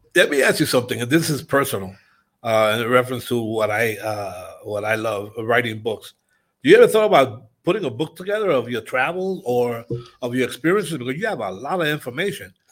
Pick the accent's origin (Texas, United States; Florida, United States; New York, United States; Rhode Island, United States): New York, United States; now in Mexico; born in New York, raised in New York